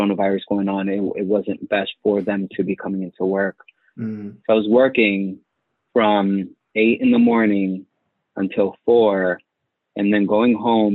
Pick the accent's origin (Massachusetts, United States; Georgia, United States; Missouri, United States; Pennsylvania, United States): Massachusetts, United States; Boston; moved away as an adult; also born or lived in Connecticut / Malden / Dominican Republic (father) / Guatemala (mother); now in Los Angeles, United States; originally from Jamaica Plain, JP in Boston, 617 till the day